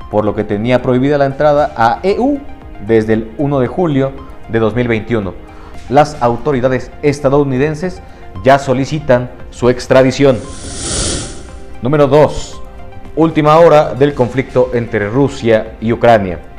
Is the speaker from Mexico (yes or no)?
no; Honduras; Yo vengo de Honduras.